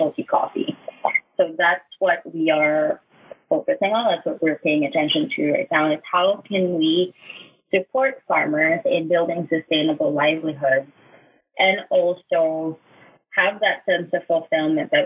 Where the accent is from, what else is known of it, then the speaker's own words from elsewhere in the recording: Kalinga, Cordillera Administrative Region, Philippines; I'm from Cebu, Kalinga, and I was born there